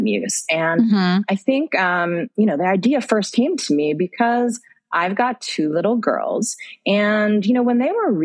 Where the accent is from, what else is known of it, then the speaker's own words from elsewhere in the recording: United States; moved away as an adult; also born or lived in London / Middle East; now in Malaysia; I'm an American, but I live in Malaysia and I've been living there for almost 15 years